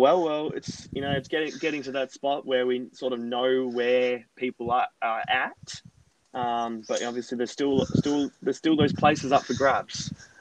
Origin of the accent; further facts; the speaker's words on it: Perth, Western Australia, Australia; we're in from Perth